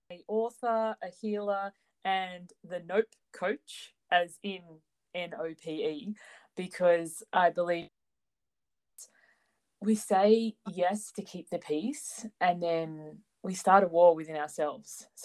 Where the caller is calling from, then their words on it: Sydney, New South Wales, Australia; I'm joining you from Sydney, Australia, which is the future.